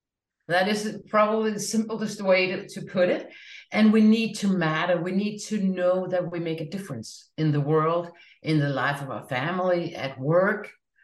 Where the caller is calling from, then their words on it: Denmark; I'm joining you from Denmark.